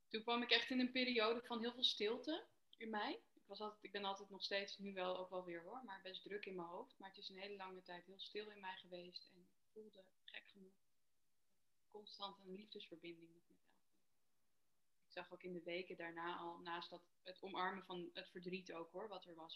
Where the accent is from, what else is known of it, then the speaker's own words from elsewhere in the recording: Amsterdam, North Holland, Netherlands; ik ben 33 en ik kom uit Amsterdam.